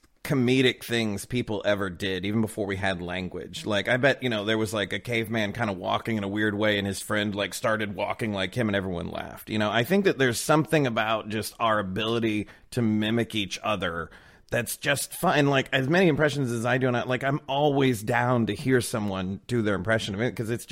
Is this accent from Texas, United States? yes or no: yes; Fort Worth, Texas, United States; accent: Southern; I grew up around the Southern accent and I had it for my whole life.